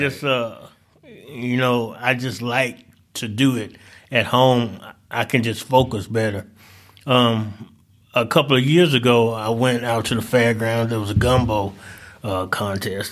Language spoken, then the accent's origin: English; St. Louis, Missouri, United States; also born or lived in Delta of Southern Arkansas; now in Northwest Arkansas, United States; I'm originally from Saint Louis, uh, spent a little, uh, time in the Delta of Southern Arkansas, And I came up here to, uh, to actually go to school.